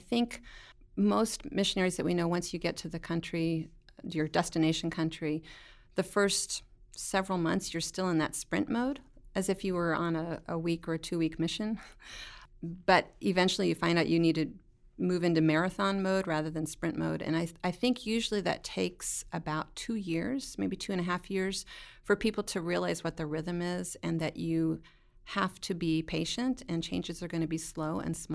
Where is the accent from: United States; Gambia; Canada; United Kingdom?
United States; north of Indianapolis; moved away as an adult; now in Haiti; I grew up north of Indianapolis